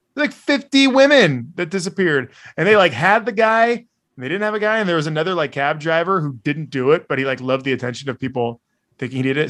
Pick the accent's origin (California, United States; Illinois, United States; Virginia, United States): California, United States; Bay Area; growing up in the Bay Area